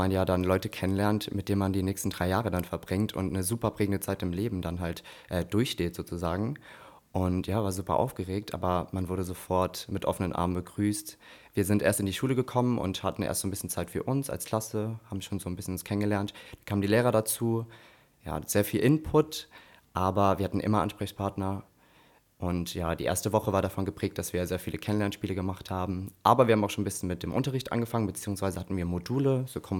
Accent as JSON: {"language": "German", "town": "Koblenz", "region": "Rhineland-Palatinate", "country": "Germany", "said": "also ich komme {S2} ja aus Koblenz, demnach ähm, war das natürlich klar, dass ich in Koblenz auf jeden Fall bleiben will."}